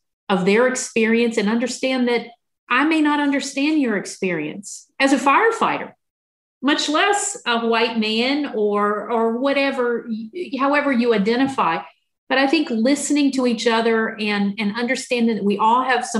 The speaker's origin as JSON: {"language": "English", "region": "Southwest Virginia", "country": "United States", "tie": "born or raised there", "moved": "yes", "lives_now": "San Diego, United States", "said": "I grew up in Southwest Virginia in a rural community, pretty conservative part of the state of Virginia"}